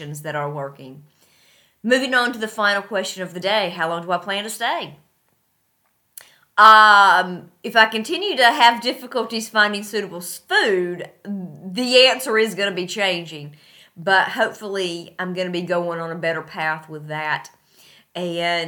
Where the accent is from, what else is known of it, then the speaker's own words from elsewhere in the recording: North Carolina, United States; moved away as an adult; now in Tashkent, Uzbekistan; my hometown of North Carolina